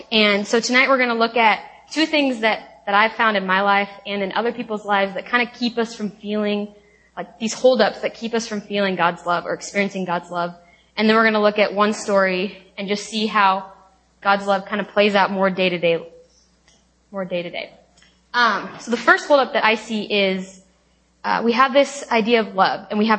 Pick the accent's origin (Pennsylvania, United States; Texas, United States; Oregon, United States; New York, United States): Oregon, United States; Lake Oswego; moved away as an adult; also born or lived in Tacoma, Washington; now in Seattle, United States; I am from Lake Oswego, Oregon, which is right outside of Portland